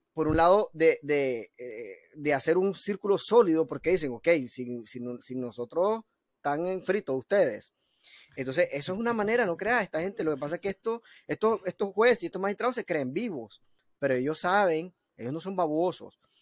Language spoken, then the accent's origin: Spanish; Nicaragua; nosotros como nicaragüenses